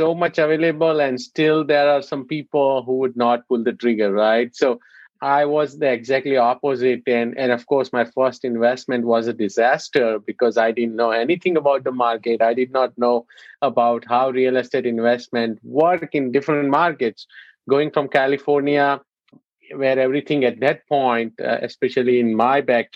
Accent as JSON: {"language": "English", "country": "India", "moved": "yes", "said": "being an Indian"}